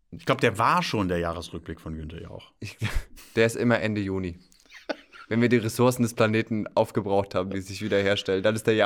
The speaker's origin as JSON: {"language": "German", "region": "Rhön", "country": "Germany", "said": "ich muss dazu sagen, ich stamme aus der Rhön."}